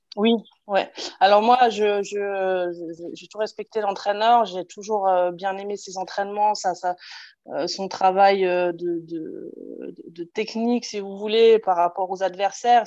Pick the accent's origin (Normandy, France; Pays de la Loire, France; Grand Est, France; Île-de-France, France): Grand Est, France; Alsace; Je coach une, équipe de seniors filles en National 2 chez moi en Alsace